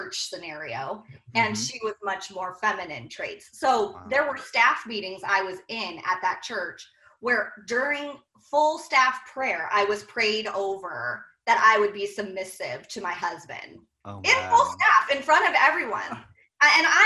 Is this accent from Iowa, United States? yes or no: yes; Iowa, United States; from the Midwest, we're from Iowa